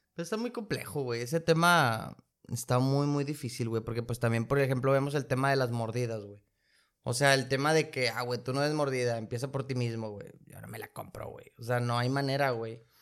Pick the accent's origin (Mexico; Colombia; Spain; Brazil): Mexico; nosotros que somos de México